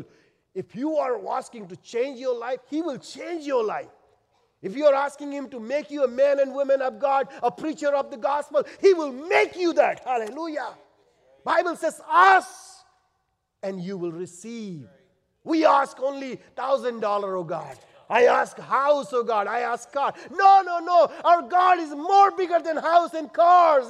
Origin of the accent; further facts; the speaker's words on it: India; moved away; I'm an Indian.